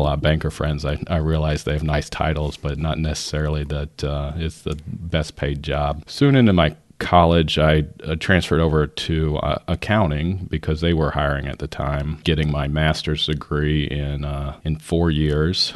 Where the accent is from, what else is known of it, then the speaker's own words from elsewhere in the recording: Northern California, United States; I was born in Northern California in the seventies